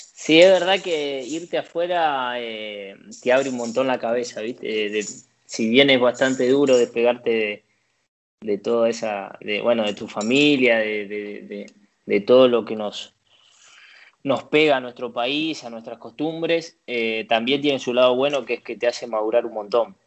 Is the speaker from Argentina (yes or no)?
yes; Sarandí, Buenos Aires Province, Argentina; moved away as an adult; also born or lived in Valencia, Spain; now in Italy; Yo nací en Sarandí, bueno, viví toda la vida hasta el día que, que me fui a Valencia